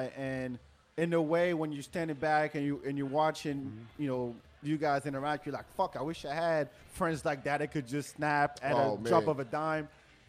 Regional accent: France; English is a second language; moved away as an adult; now in Austin, United States; I'm from France, but my English was all right.

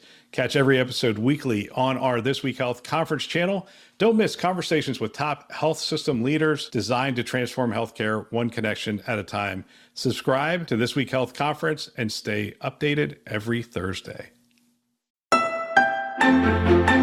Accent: Pennsylvania, United States; I grew up in Pennsylvania

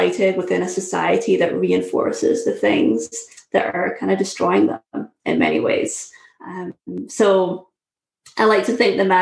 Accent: Scotland, United Kingdom; moved away as an adult; also born or lived in Syracuse, United States; now in United States; I'm originally from Scotland. Moved to the US in 2009

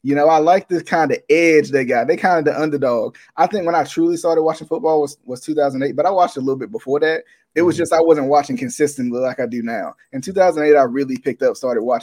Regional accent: Virginia, United States; I'm from Virginia.

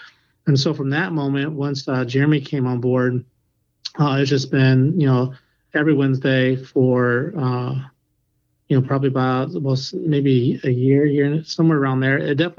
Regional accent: England, United Kingdom; I'm from England.

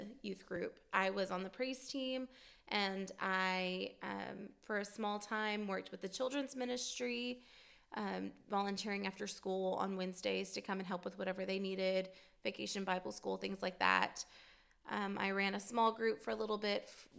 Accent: Fort Worth, Texas, United States; We lived in the Metroplex, Fort Worth, Dallas area, and I don't ever remember a time that we did not go to church

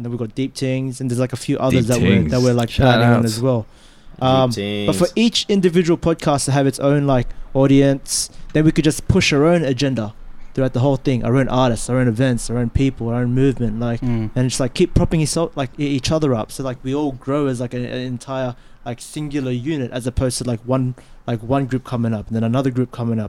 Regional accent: Australia; it's about being like a Filipino Australian. Like, what do we identify with? Being Filipino or do we identify with being Australian?

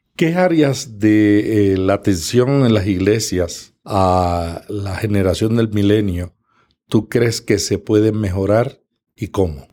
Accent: Puerto Rico; En el Caribe, en Puerto Rico, le decimos las hermanitas del moño.

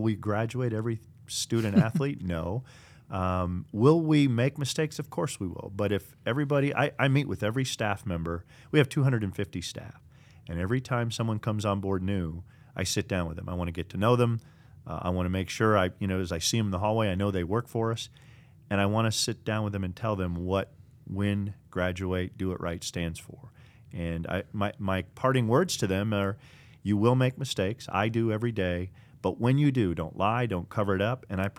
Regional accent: Minneapolis, Minnesota, United States; also born or lived in Burnsville; I grew up in the Twin Cities area, Minneapolis, and you know, a few locations there, Burnsville, for those that drive up and down I-35 from sixth grade on.

